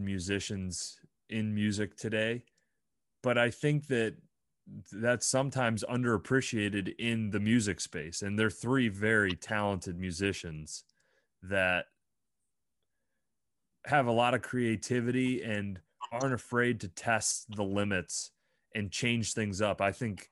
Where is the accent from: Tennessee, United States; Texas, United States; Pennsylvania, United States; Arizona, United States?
Pennsylvania, United States; Bradford; there's something strange and unique and different about where we grew up. And I'm proud in a weird kind of way that I grew up there